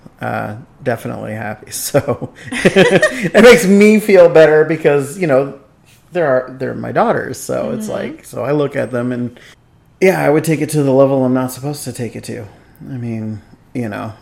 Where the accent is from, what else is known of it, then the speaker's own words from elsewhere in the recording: Vallejo, California, United States; I grew up in Vallejo